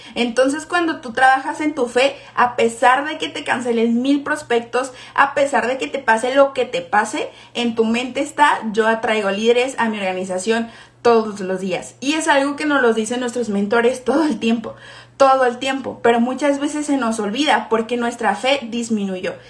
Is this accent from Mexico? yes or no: yes; Guadalajara, Jalisco, Mexico; yo soy de Guadalajara